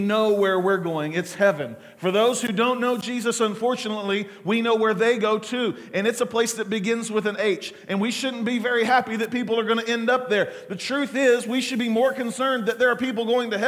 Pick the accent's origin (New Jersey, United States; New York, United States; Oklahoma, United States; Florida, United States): Oklahoma, United States; Muskogee; I was born on December the 29th, 1979, at Muskogee Regional Hospital